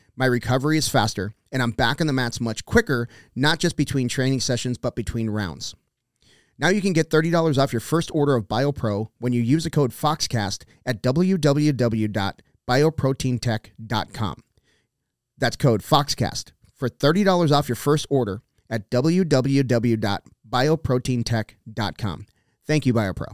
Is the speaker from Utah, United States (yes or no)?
no; South Texas, United States; I grew up, I grew up in, in South Texas where you can just wander off into the woods.